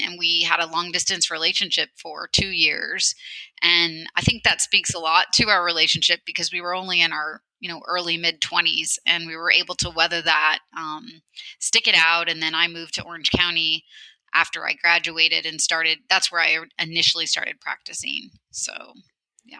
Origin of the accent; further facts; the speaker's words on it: central Illinois, United States; moved away as an adult; now in Portland, United States; I actually grew up uh, on a small farm in a rural area of central Illinois.